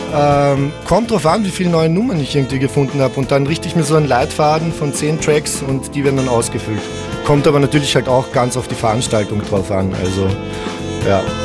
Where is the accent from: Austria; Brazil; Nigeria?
Austria; Villach, Carinthia; dort, wo ich aufgewachsen bin, in Villach